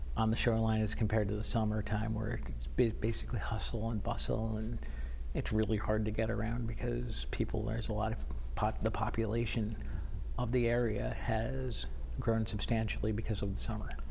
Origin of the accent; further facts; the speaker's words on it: Connecticut, United States; also born or lived in Florida; I actually am, was not born in Connecticut. I was born in Florida. My mom and dad went down to Florida with my brother, my sister, and the dog